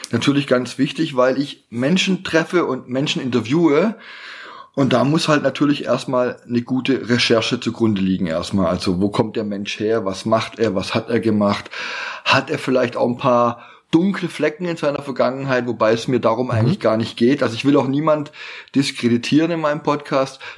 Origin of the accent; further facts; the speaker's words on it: Baden-Württemberg, Germany; du weißt ja, es heißt Schwäbisch oder wir Schwaben können alles außer Hochdeutsch, ne?